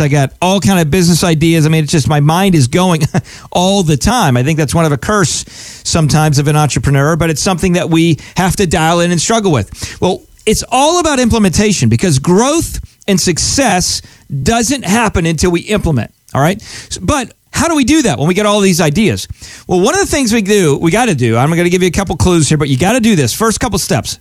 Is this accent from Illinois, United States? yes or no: no; Pennsylvania, United States; I grew up in Pennsylvania